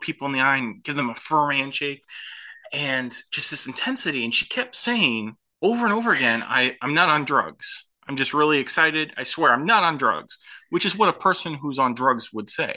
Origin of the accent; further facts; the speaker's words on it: Midwest, United States; We, we grew up in the Midwest